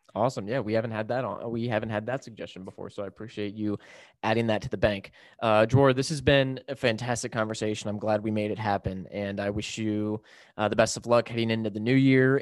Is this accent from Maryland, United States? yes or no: yes; Maryland, United States; I'm from Maryland